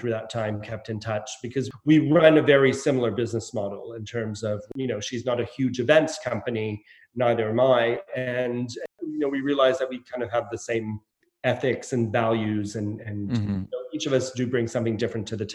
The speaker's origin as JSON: {"language": "English", "region": "Nova Scotia", "country": "Canada", "tie": "born or raised there", "also_born_or_lived": "Montreal", "moved": "as an adult", "lives_now": "London, United Kingdom", "said": "This is my hometown"}